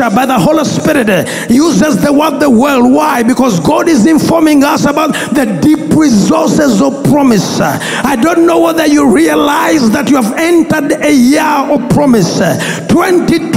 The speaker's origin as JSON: {"language": "English", "town": "Bweyogerere", "region": "Central Region", "country": "Uganda", "tie": "born or raised there", "said": "Growing up, I grew up in Bweyogerere"}